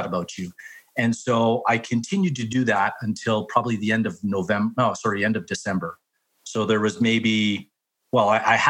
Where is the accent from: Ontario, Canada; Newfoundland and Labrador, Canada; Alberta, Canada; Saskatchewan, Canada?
Alberta, Canada; Whitecourt; now in Calgary, Canada; I grew up in Whitecourt, Alberta, small town